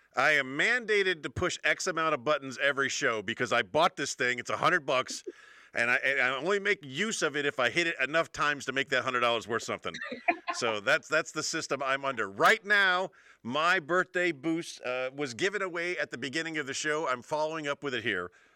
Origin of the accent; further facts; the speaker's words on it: United States; also born or lived in Spain; me as an American